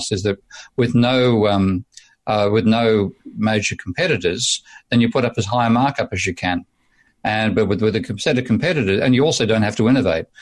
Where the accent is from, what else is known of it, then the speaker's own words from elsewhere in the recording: Australia; I'm being totally Australian today